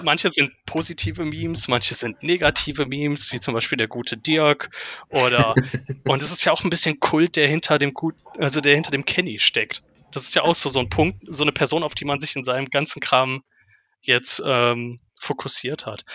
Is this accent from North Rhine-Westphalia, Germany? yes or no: yes; Ruhr area, North Rhine-Westphalia, Germany; als Ruhrpottler ist natürlich ThyssenKrupp auch um, um einen durchgehend herum